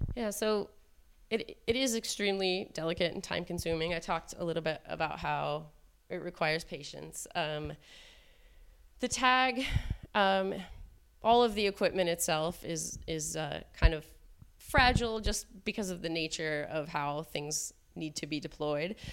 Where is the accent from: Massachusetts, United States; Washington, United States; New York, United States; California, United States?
Washington, United States; Seattle; I'm from Seattle, Washington